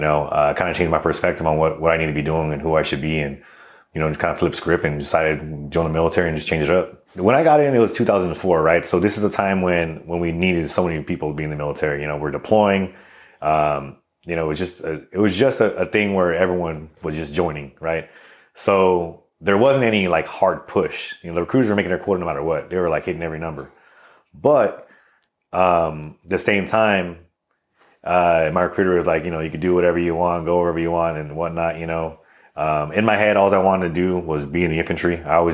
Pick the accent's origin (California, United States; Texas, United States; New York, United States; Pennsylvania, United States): California, United States; El Monte; So I'm originally from El Monte, California. Upbringing was, you know, kind of like, I guess, everyone else's upbringing when it comes to, California in general.